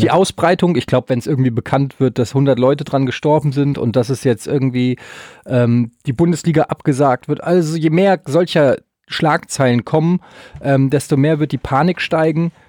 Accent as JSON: {"language": "German", "country": "Germany", "said": "Wir als Deutsche"}